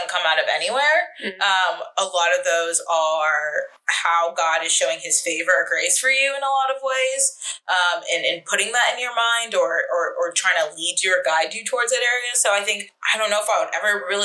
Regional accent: Atlanta, Georgia, United States; moved away as an adult; also born or lived in California / Boston; I was born in California, raised in Atlanta to immigrant parents

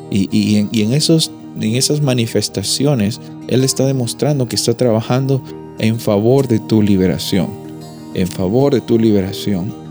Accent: Peru; desde donde, yo vengo, el temblor es algo que eh, me daba mucho miedo desde que era niño. Y, cada vez que, la tierra se movía en, Perú

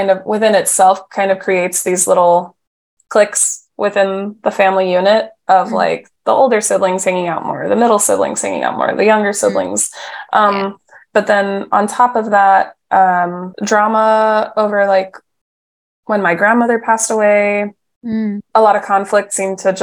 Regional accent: Mount Diablo Unified School District, California, United States; now in San Francisco, United States; the district that I grew up in Mount Diablo Unified

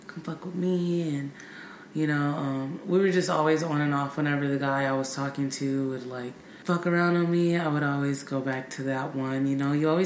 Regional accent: Bay Area, California, United States; I grew up in the Bay Area

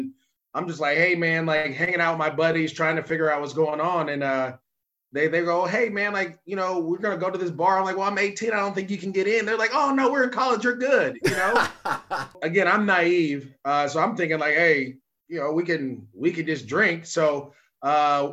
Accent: Bay Area, California, United States; I'm from the Bay Area

